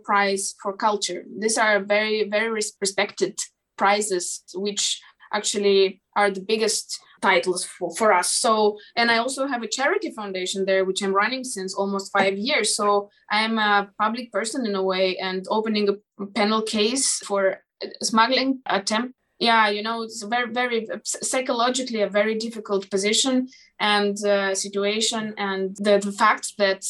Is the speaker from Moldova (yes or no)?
yes; Moldova; first language Moldavian; English is a second language; in my native language, in Moldavian